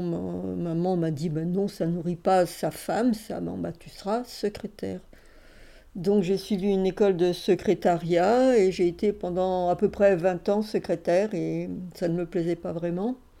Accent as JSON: {"language": "French", "town": "Paris", "region": "Île-de-France", "country": "France", "tie": "born or raised there", "said": "je suis née à Paris, fin 1946."}